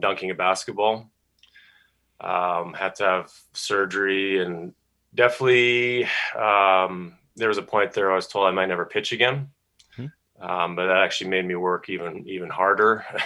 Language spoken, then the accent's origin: English; Calgary, Alberta, Canada; moved away as an adult; also born or lived in California / Idaho / Kentucky; three years with the Calgary Vipers. My hometown was was pretty special